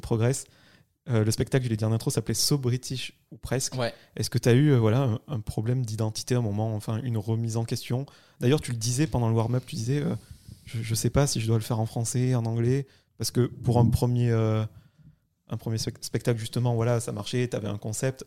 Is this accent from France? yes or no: yes; France; en tant que Français